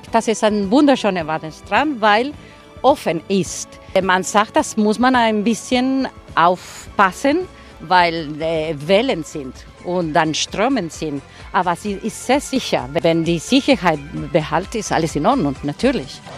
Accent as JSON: {"language": "German", "area": "Gran Canaria", "region": "Canary Islands", "country": "Spain", "said": "haben wir die Resort für Touristen hier im Süden, sagen wir, gebaut und im Norden sind wir geblieben zum Leben"}